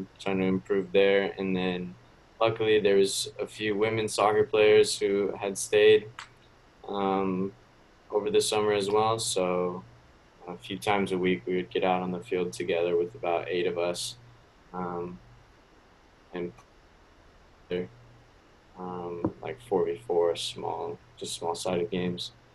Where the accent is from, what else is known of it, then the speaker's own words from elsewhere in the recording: Washington, United States; also born or lived in Minnesota; now in Fort Myers, United States; I'm originally from Washington State, but my parents live in Minnesota now